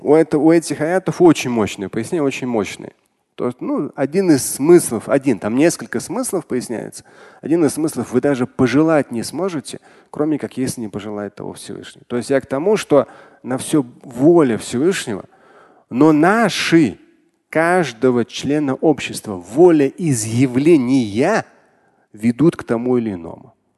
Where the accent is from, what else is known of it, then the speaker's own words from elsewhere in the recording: Russia; как россиянин, как мусульманин